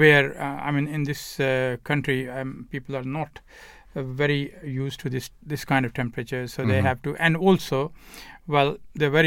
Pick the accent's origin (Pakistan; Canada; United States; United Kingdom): Pakistan; moved away; I come from Pakistan